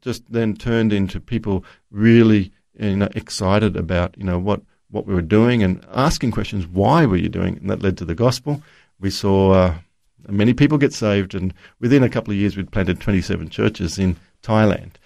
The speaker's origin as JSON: {"language": "English", "town": "Brisbane", "region": "Queensland", "country": "Australia", "tie": "born or raised there", "said": "I was Born in Brisbane"}